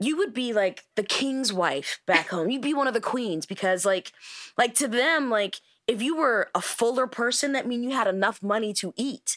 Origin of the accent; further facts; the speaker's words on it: United States; as an American